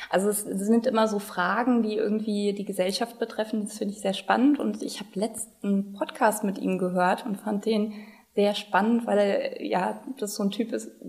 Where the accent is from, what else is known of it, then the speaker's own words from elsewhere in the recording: Rhineland-Palatinate, Germany; Also ich bin aus Rheinland-Pfalz, also in dem Sinne auch immer dann geblieben aus dem Mittelrheintal und äh, ja, in Mainz hängen geblieben.